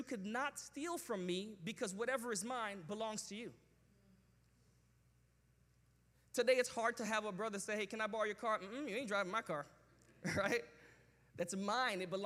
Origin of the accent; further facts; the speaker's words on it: New York, United States; where I grew up in New York